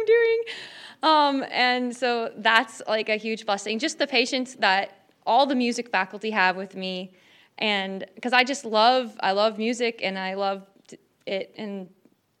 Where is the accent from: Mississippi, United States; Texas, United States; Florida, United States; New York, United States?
Florida, United States; St. Petersburg; from St. Petersburg, Florida